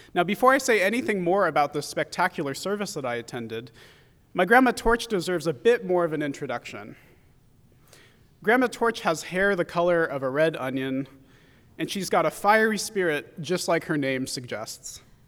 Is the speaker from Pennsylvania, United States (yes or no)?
no; San Francisco Bay Area, California, United States; growing up in the San Francisco Bay Area